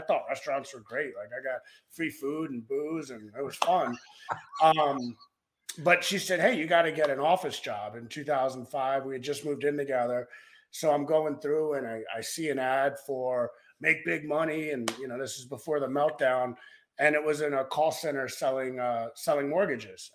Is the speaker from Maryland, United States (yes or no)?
yes; Maryland, United States; moved away as an adult; also born or lived in Baltimore / Denver; now in South Lake Tahoe, United States; I grew up in Maryland